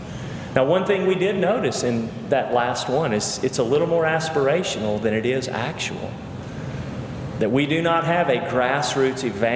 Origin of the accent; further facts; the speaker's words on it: Cleveland, Tennessee, United States; moved away; also born or lived in Charlottesville, Virginia; I grew up in First Baptist Church, Cleveland, Tennessee, was ordained in that church